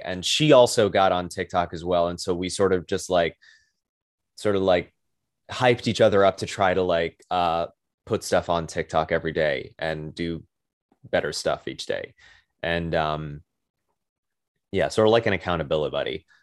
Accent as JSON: {"language": "English", "town": "New York City", "region": "New York", "country": "United States", "tie": "born or raised there", "said": "I am from Brooklyn, New York, born and raised"}